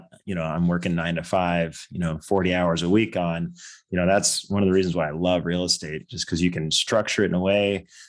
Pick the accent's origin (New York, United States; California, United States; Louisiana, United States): California, United States; growing up in California, just outside of San Francisco.